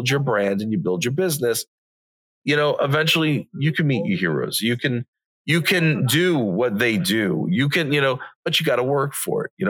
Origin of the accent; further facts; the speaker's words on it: Long Island, New York, United States; I'm from Long Island, New York